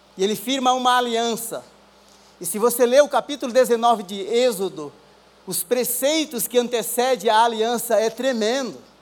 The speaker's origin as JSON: {"language": "Portuguese", "region": "Rio Grande do Norte", "country": "Brazil", "also_born_or_lived": "São Paulo", "moved": "yes", "said": "sou lá do Rio Grande do Norte"}